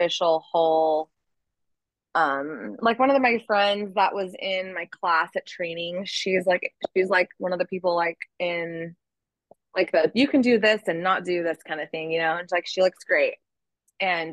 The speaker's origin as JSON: {"language": "English", "town": "Ventura", "region": "California", "country": "United States", "said": "I'm from Ventura, the restaurant is Thousand Oaks"}